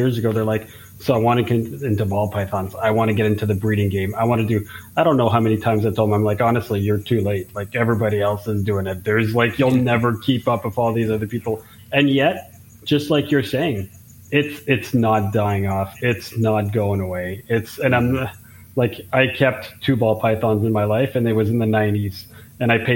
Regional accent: Canada; I'm from Canada

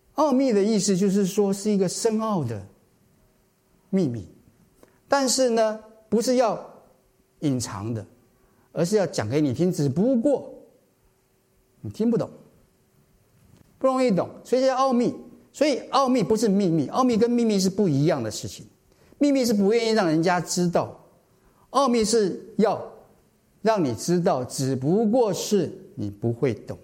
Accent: Taiwan; moved away; 我是台湾来的，在台湾小时候也是这样子啊，夜不闭户啊

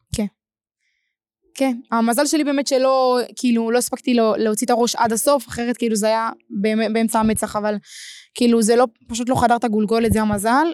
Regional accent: Ashkelon, Southern District, Israel; אני אשקלונית

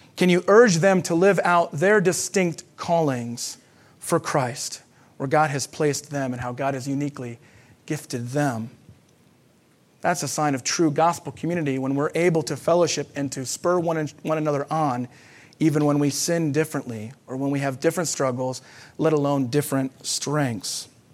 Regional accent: United States; as Americans

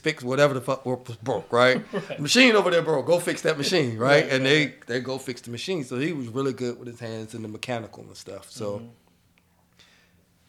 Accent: Shelby, North Carolina, United States; moved away; I grew up in Shelby, North Carolina

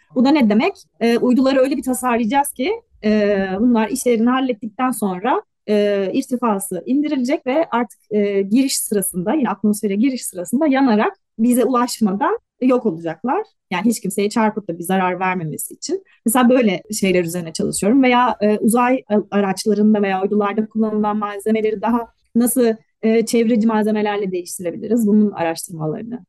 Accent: Istanbul, Turkey; moved away as an adult; also born or lived in Belgium; now in Germany; İstanbul Serzef Lisesi mezunuyum. Sonra İTÜ Uzay Mühendisliği'nde lisans ve yüksek lisans e, bitirdim. Ondan sonra da Belçika'ya taşındım.

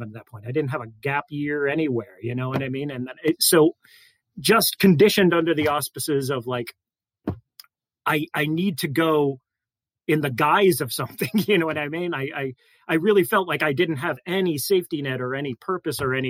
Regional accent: South Florida, United States; moved away as an adult; also born or lived in Chicago; I grew up in South Florida and I went to undergrad there

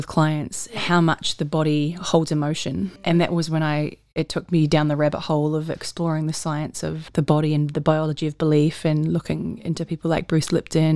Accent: New Zealand; moved away as an adult; now in Australia; I grew up in New Zealand, and I joined the army when I left school

